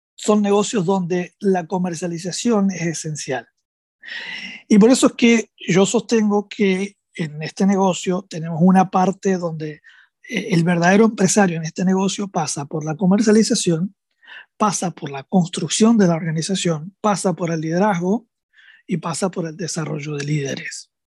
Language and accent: Spanish; Argentina; also born or lived in Rosario